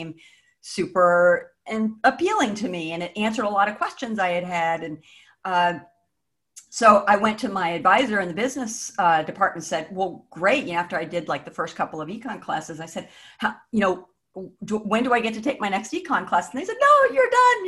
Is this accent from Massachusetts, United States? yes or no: no; Northern Virginia, United States; I grew up in the Northern Virginia area, so Mason was kind of my backyard.